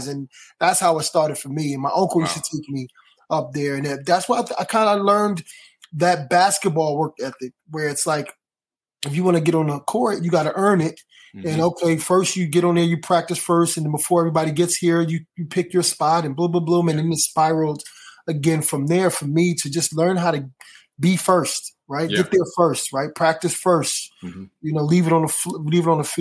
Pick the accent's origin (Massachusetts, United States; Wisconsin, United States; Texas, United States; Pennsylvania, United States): Pennsylvania, United States; Philadelphia; Growing up in Philadelphia, you had … to live around the corner